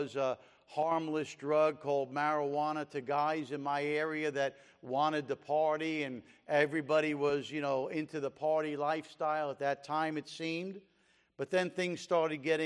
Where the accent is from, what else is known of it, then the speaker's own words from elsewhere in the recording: Jersey City, New Jersey, United States; moved away as an adult; also born or lived in China; We were born and raised in Jersey City and grew up there together